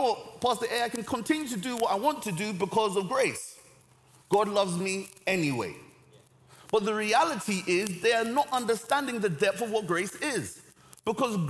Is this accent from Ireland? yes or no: no; Nigeria; now in London, United Kingdom; I'm Nigerian. My parents were. I was born in Nigeria. I have a Nigerian passport